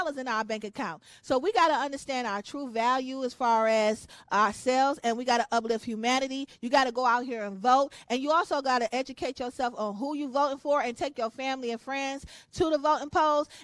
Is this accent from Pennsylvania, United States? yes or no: no; Detroit, Michigan, United States; born and raised in Detroit. I'm a diehard Detroiter.